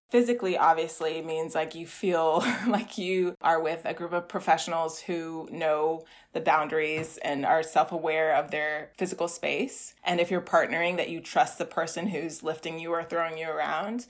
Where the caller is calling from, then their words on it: New York City, New York, United States; I'm calling from the Bronx in New York City